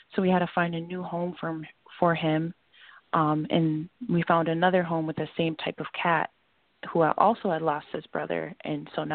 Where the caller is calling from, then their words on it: Minnesota, United States; I'm calling from Minnesota